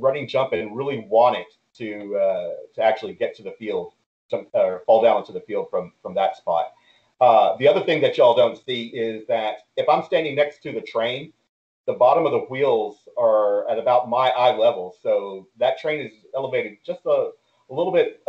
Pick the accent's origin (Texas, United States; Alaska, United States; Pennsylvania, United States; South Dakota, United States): Texas, United States; Houston; also born or lived in Deer Park, Texas / San Marcos, Texas; I grew up here in Houston